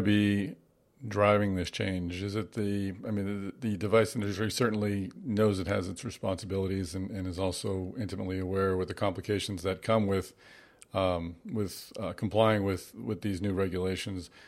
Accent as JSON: {"language": "English", "town": "Boston", "region": "Massachusetts", "country": "United States", "tie": "born or raised there", "said": "Boston, which, of course, is my hometown."}